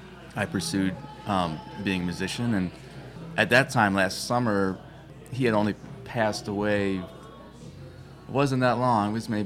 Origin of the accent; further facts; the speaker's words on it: Boston area, Massachusetts, United States; we're all from the Boston area